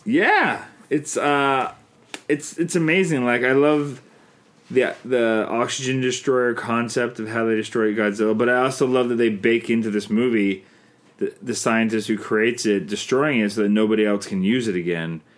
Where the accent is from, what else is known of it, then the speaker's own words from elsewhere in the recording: Canada; I'm Canadian filmmaker